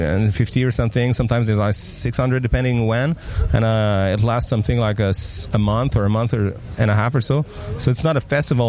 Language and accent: English; France; English is a second language; you can tell I'm French. But, I mean, my accent and everything